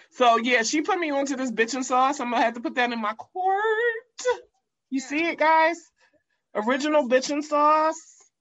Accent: United States; being American

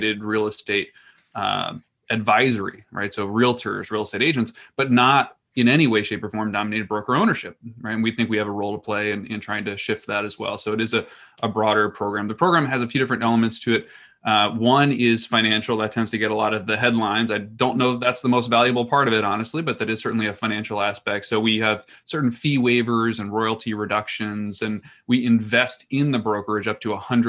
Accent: New Jersey, United States; here in my home state of New Jersey

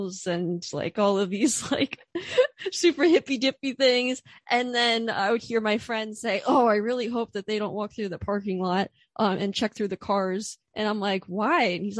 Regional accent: Orefield, Pennsylvania, United States; moved away; also born or lived in Philadelphia; I'm from Orfield, Pennsylvania, which is like, it's like the suburbs right before the middle of nowhere.

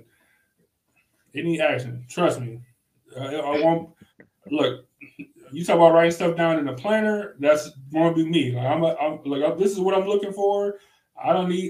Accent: Cleveland, Ohio, United States; accent: Cleveland; because of my Cleveland accent

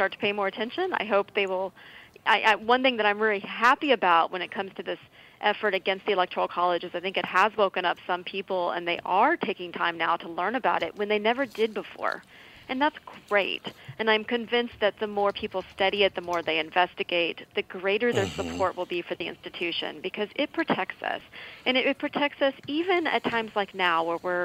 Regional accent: Texas, United States; I'm from Texas

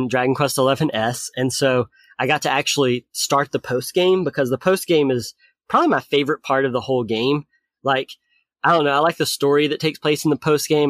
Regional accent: Lawrenceburg, Tennessee, United States; moved away; So I'm originally from Tennessee. It's a really small town in Tennessee. The Lawrenceburg DMV, which is the one in Tennessee that I grew up

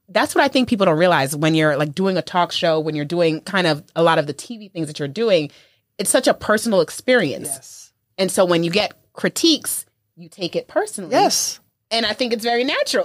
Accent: New York, United States; I'm from New York

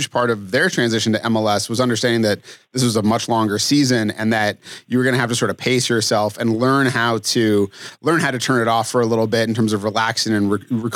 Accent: Massachusetts, United States; moved away as an adult; I grew up in Massachusetts. I moved here about 15 years ago now

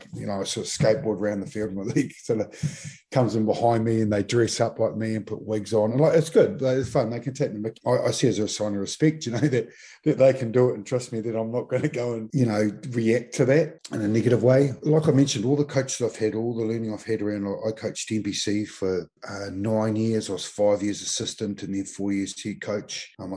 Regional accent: Mount Maunganui, Bay of Plenty, New Zealand; moved away as an adult; When I came down here from Mount Maunganui as a 20-year-old to be a Crusader, it was the first year of the Crusaders.

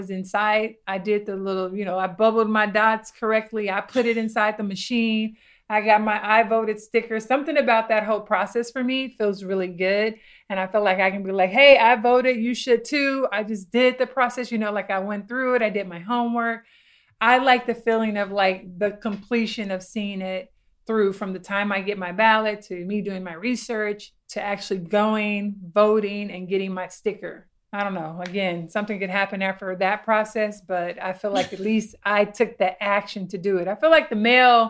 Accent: California, United States; now in Florida, United States; me being a Californian

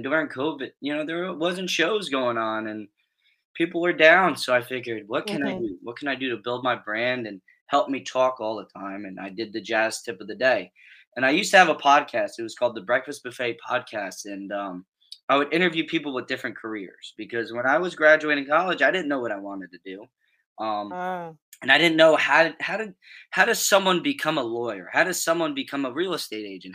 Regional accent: Middlesex County, New Jersey, United States; I'm from Middlesex County, New Jersey

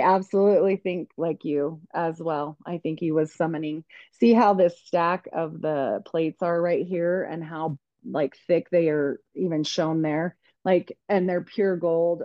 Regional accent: United States; I was just this young girl growing up in Idaho, Utah area

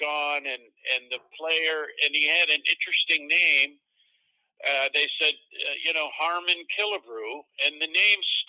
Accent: Central New York, United States; growing up in Central New York

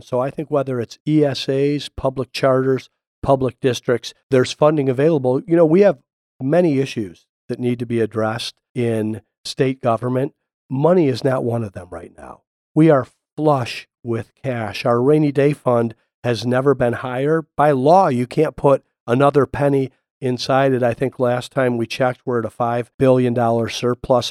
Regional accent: Toledo, Ohio, United States; now in Arizona, United States; I grew up in Toledo, Ohio, and I loved growing up in the Midwest

